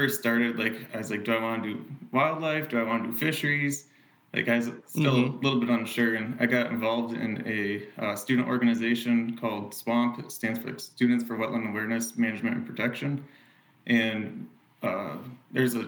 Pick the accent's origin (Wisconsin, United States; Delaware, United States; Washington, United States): Wisconsin, United States; Deep Creek; moved away; also born or lived in Missouri; I'm originally from Deep Creek, Wisconsin. It's in the northeast part of the state.